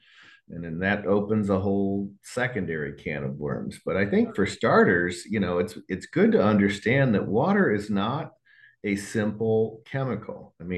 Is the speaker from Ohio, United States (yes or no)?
yes; Ohio, United States; I was friends with the health inspector in my hometown. I'd given a speech before all of the health inspectors in the state of Ohio